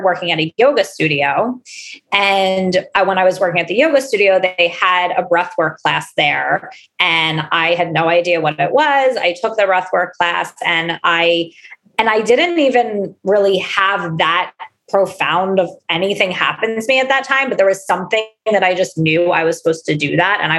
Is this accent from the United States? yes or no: yes; Philadelphia, Pennsylvania, United States; I am from Philadelphia.